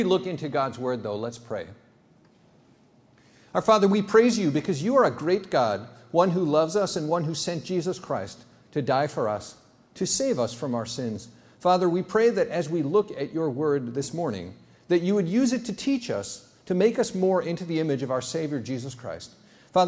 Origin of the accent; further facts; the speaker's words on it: United States; also born or lived in Benin; I'm an American emergency room doctor